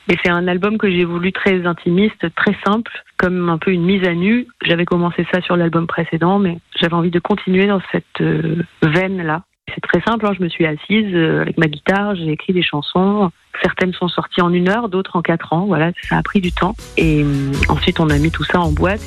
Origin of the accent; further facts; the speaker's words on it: Marseille, Provence-Alpes-Côte d'Azur, France; moved away as an adult; On débarque à Marseille, donc c'est ma ville natale, j'ai passé 30 ans à Marseille